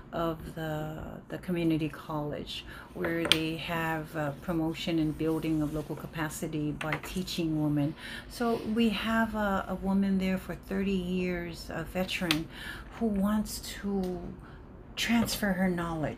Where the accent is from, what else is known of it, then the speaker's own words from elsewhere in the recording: Leone, American Samoa; moved away; also born or lived in Seattle; I was raised in Leone